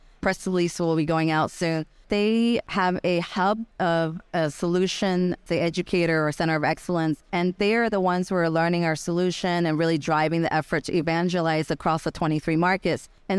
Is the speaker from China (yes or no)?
yes; Guangzhou, Guangdong, China; English is a second language; also born or lived in United States; I have some fire in my belly as an immigrant, you know, growing up in the U.S. I'm China from Guangzhou.